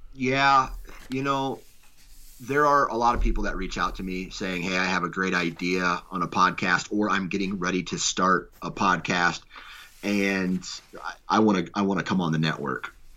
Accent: Iowa, United States; I was born in Iowa.

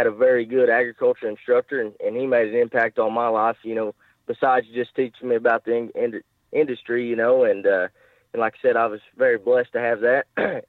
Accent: Jay, Oklahoma, United States; I live in Jay. I grew up here in Jay, and I've kind of stayed around here my whole life.

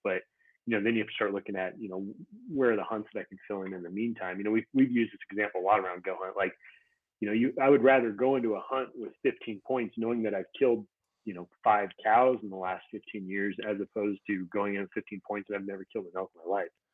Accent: Montana, United States; now in Utah, United States; I grew up in Montana

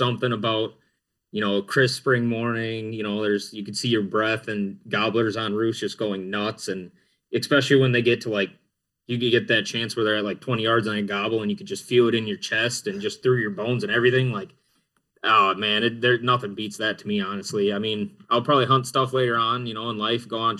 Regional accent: central Wisconsin, United States; I'm from Wisconsin, like Dan said, central Wisconsin part

